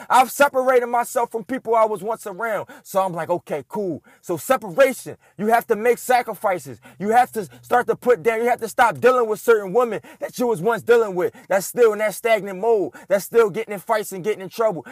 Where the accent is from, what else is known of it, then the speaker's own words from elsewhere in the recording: Philadelphia, Pennsylvania, United States; I'm born and raised in Philadelphia, lived there my whole life